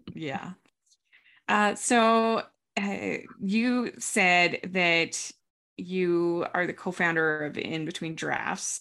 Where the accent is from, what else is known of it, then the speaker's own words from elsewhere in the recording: Maryland, United States; I grew up in Maryland